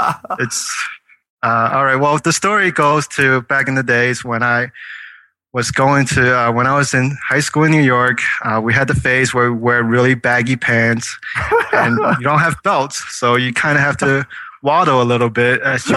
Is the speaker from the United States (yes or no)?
no; China; moved away; I was born in China, so we're taught to eat everything that moves.